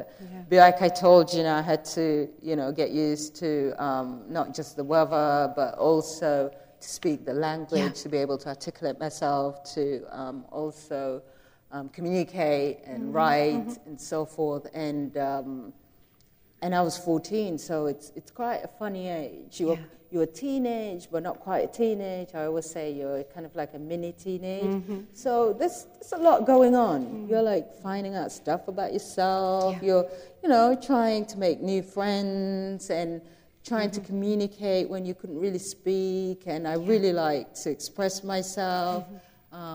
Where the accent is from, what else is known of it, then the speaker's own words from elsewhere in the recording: South Sudan; We came from South Sudan. We went through a civil war.